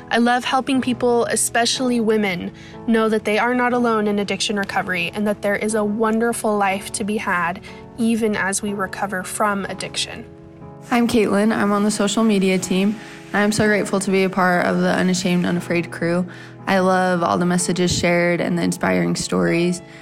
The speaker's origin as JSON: {"language": "English", "region": "Idaho", "country": "United States", "said": "we're from Idaho."}